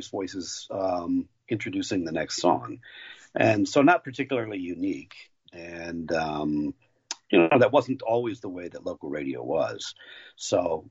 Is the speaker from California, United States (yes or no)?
no; Buffalo, New York, United States; now in Milwaukee, United States; I grew up in Buffalo and live in Milwaukee now